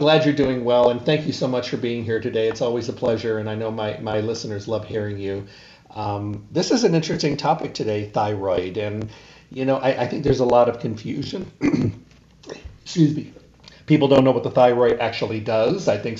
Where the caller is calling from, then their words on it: Arizona, United States; I'm calling from Arizona today and then up to Los Angeles tomorrow.